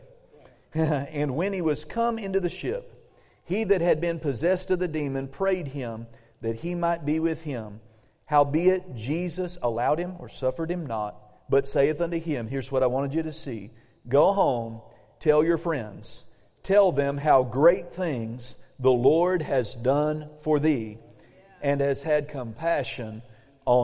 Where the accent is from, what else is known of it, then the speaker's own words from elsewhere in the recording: Claremore, Oklahoma, United States; moved away; also born or lived in Muskogee, Oklahoma; We were Tulsa residents. We actually lived in Claremore.